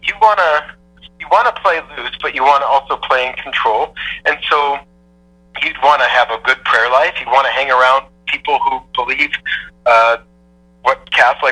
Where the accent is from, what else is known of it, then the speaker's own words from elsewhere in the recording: Parma, Ohio, United States; also born or lived in Cleveland, Ohio; I was born in Parma, Ohio. Not like super fancy. Like, I'm from Cleveland, so we're meat and potatoes